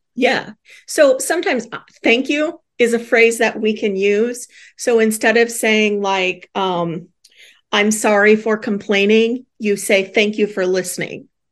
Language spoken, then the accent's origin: English; Midwest, United States; we're Midwesterners